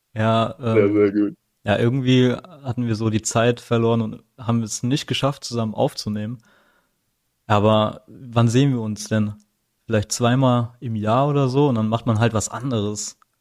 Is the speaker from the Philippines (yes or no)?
yes; Philippines; now in Germany; ich bin ja nicht hier geboren, ich bin ja auf den Philippinen geboren